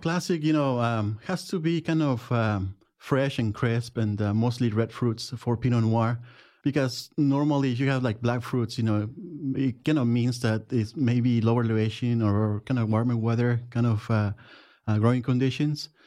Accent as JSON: {"language": "English", "town": "Jiménez", "region": "Chihuahua", "country": "Mexico", "second_language": "English", "moved": "as an adult", "lives_now": "Oregon, United States", "said": "I'm from Jimenez, Chihuahua, Mexico."}